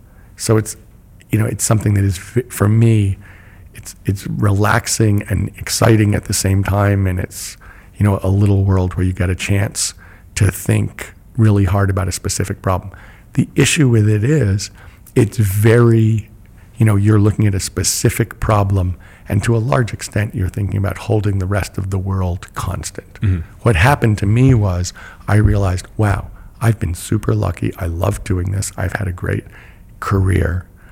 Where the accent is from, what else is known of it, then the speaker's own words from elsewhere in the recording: United States; I'm an American too.